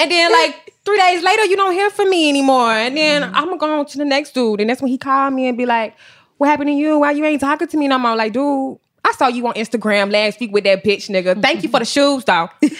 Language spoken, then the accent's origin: English; Milledgeville, Georgia, United States; now in Atlanta, United States; Small town, Milledgeville, Georgia